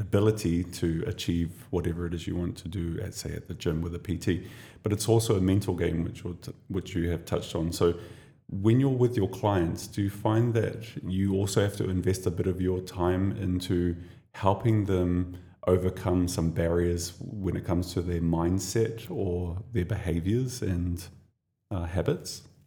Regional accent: New Zealand; now in Dubai, United Arab Emirates; I come from New Zealand.

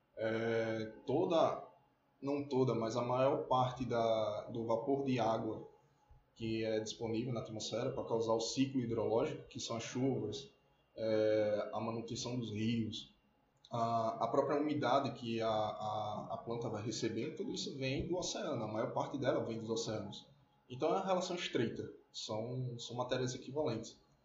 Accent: Maceió, Alagoas, Brazil; eu sou alagoano, nasci em Maceió

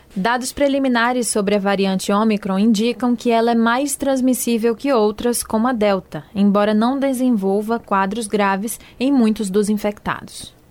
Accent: Juazeiro, Bahia, Brazil; now in Salvador, Brazil; em minha, em minha terra, Juazeiro

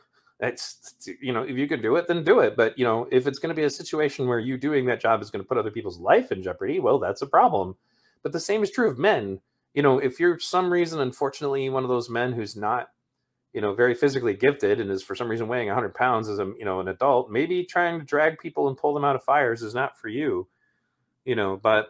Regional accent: Ireland; because I kind of studied a bit about, like, Celtic mythology when I was younger, because I'm Irish.

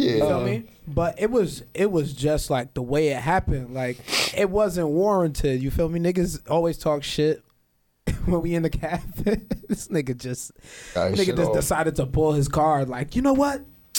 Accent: Mount Vernon, United States; Sir, I'm from Mount Vernon.

